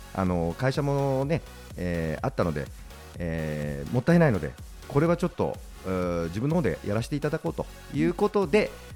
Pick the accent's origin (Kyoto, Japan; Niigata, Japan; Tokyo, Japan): Tokyo, Japan; Hachioji; 地元でやっぱりね生まれ育って